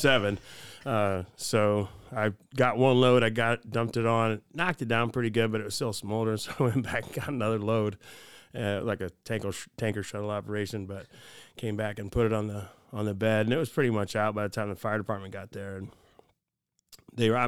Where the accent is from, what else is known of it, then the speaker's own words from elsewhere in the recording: Fort Wayne, Indiana, United States; also born or lived in Valparaiso, Indiana; I grew up in Fort Wayne. I grew up in the city